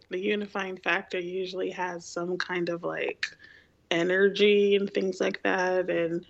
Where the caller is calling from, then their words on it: St. Louis, Missouri, United States; in St. Louis.